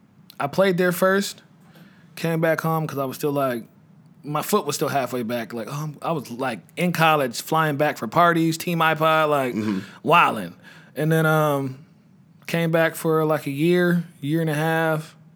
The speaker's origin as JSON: {"language": "English", "town": "Houston", "region": "Texas", "country": "United States", "said": "I'm supposed to be in Texas, man. I said, what you mean? I'm from Houston."}